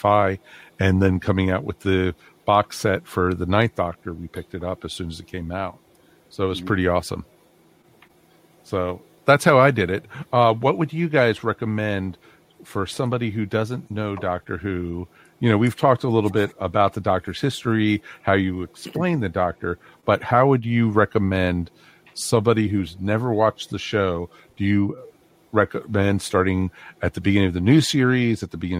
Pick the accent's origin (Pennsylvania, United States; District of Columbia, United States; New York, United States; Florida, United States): District of Columbia, United States; D.C.; I grew up outside of Washington, D.C.